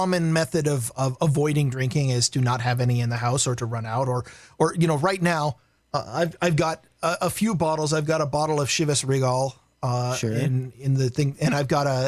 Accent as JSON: {"language": "English", "town": "Vancouver", "region": "Washington", "country": "United States", "tie": "born or raised there", "said": "I grew up in Vancouver"}